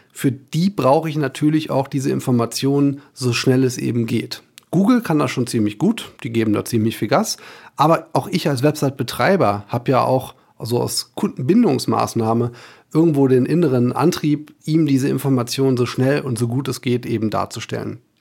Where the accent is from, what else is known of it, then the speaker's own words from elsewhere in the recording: Germany; bei uns in Deutschland